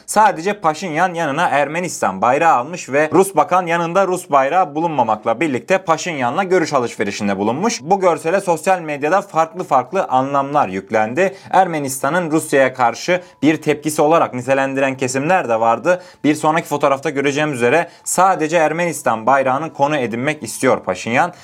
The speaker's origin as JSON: {"language": "Turkish", "country": "Turkey"}